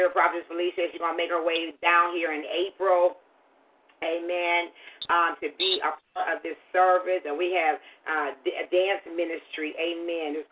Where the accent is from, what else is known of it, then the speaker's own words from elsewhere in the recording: Tulsa, Oklahoma, United States; I'm I'm from Tulsa.